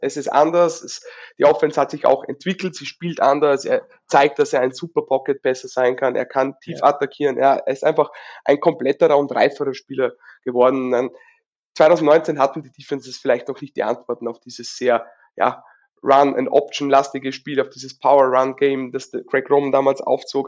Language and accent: German; Upper Austria, Austria; Ich Bin aus Oberösterreich, wohne aber nicht weit weg von Salzburg